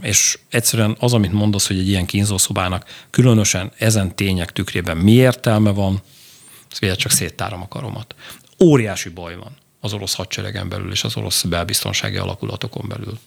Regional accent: Hungary

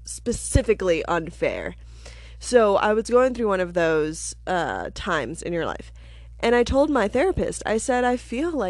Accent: Alaska, United States; now in Denver, United States; I am from Alaska. I used to be a newspaper journalist.

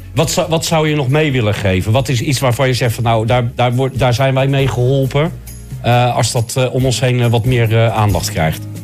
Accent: Rotterdam, South Holland, Netherlands; Ik ben Rotterdammer

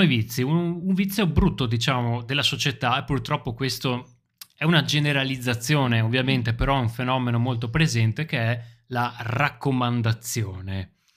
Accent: Italy; Quando siamo all'estero incontriamo altri italiani, ci sentiamo subito italiani

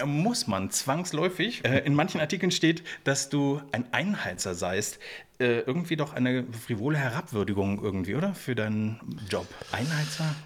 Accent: Berlin, Germany; ich bin ja selber Berliner

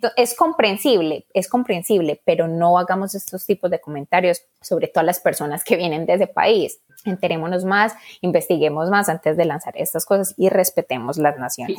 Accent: Colombia; moved away as an adult; now in United States; soy colombiana

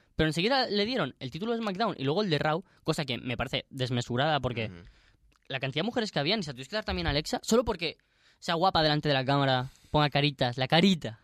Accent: Spain; moved away; Nosotros siendo españoles

